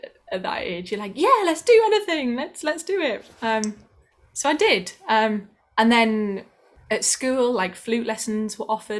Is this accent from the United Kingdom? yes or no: yes; the north of England, United Kingdom; accent: northern; my northern accent